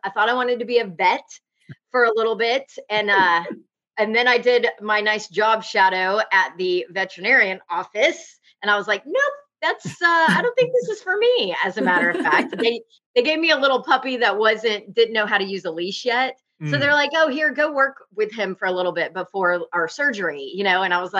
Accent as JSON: {"language": "English", "town": "Peachtree City", "region": "Georgia", "country": "United States", "tie": "born or raised there", "also_born_or_lived": "Texas", "moved": "as an adult", "lives_now": "Nashville, United States", "said": "I was born in Texas, but grew up in Georgia. Mm-hmm. So all of my friends went to Georgia. Like that was where you go. I was in Peachtree City, Georgia, which is like 2.5 hours, you know, from Athens."}